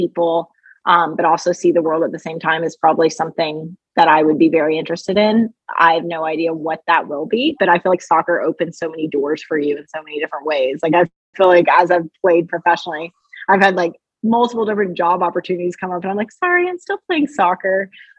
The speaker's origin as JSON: {"language": "English", "region": "Kentucky", "country": "United States", "tie": "born or raised there", "also_born_or_lived": "Australia", "moved": "yes", "lives_now": "Chicago, United States", "said": "I grew up in Kentucky"}